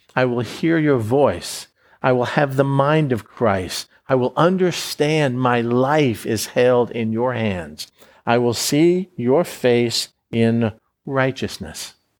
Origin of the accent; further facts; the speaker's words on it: Florida, United States; I was born in Florida. I grew up in Florida